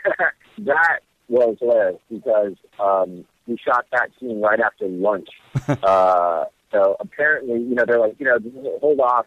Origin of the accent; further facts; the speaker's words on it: Hawaii, United States; moved away; also born or lived in Las Vegas; I was born and raised in Hawaii